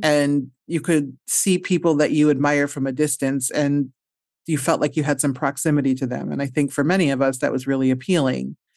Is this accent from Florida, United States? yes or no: no; Omaha, Nebraska, United States; moved away; I'm from Omaha, Nebraska